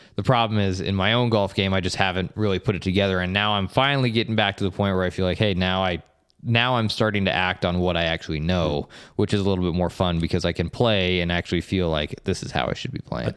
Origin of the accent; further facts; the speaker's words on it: Estes Park, Colorado, United States; moved away as an adult; also born or lived in Bay Area, California; now in St. George, United States; I grew up in Colorado, in Estes Park, Colorado